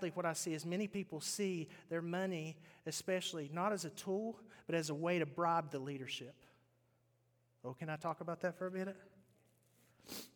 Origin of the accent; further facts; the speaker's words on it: West Virginia, United States; moved away; I grew up in West Virginia